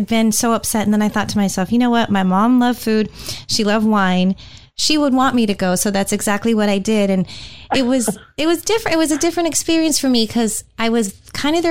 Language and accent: English; Northern California, United States; I grew up in Northern California